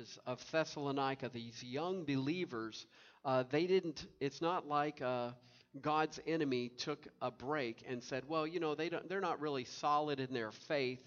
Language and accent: English; Tennessee, United States; now in Indiana, United States; I grew up with in Tennessee